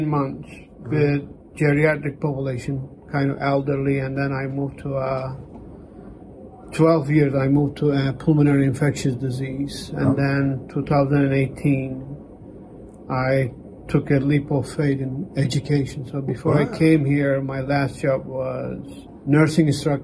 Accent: Turkey; also born or lived in North Carolina; now in Ohio, United States; I moved from North Carolina. I've been there for a long time. Yeah. But my homeland is Turkey

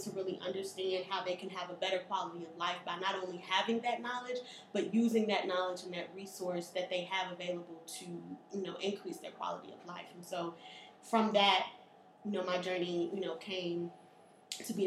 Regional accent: Chicago, Illinois, United States; I was born and raised here in Chicago

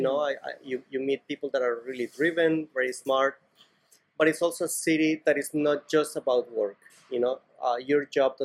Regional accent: Cali, Valle del Cauca, Colombia; now in Barcelona, Spain; I grew up in Cali, Colombia

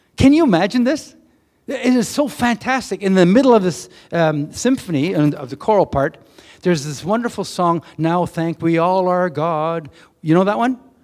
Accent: Canada; we come from Canada

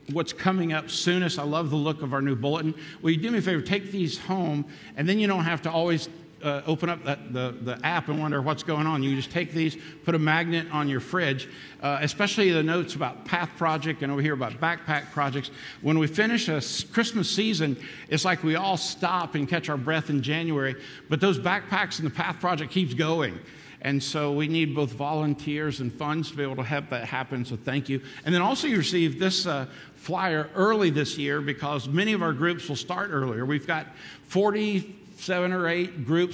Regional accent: Daytona Beach, Florida, United States; also born or lived in North Kingstown, Rhode Island; I grew up in a church in North Kingstown, Rhode Island, and then we moved back to my hometown, Daytona Beach, Florida

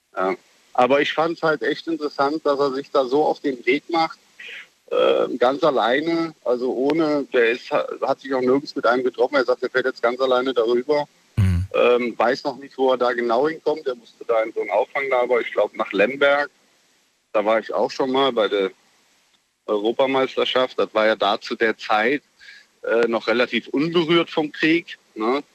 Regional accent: Mönchengladbach, North Rhine-Westphalia, Germany; Ich bin ja in Mönchengladbach groß geworden

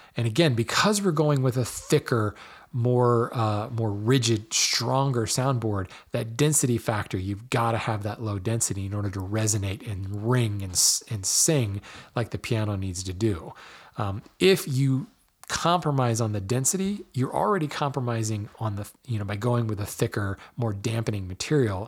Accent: Hawaii, United States; I was born in Hawaii

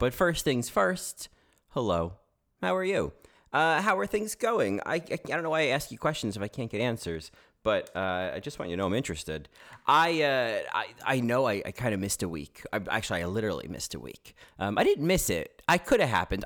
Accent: New Jersey, United States; accent: New Jersey; now in New York, United States; I'm not from Houston, I'm from New Jersey, and you could probably tell that from, uh, the fact that I sound like someone from New Jersey

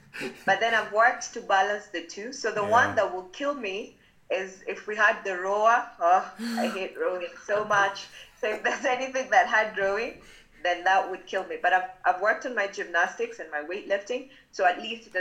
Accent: Kenya; I'm Kenyan

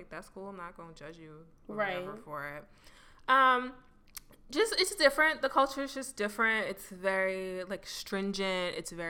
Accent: United States; I'm American

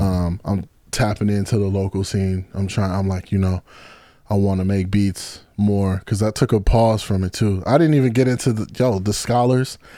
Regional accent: Kenosha, Wisconsin, United States; now in Chicago, United States; I'm from Kenosha, Wisconsin

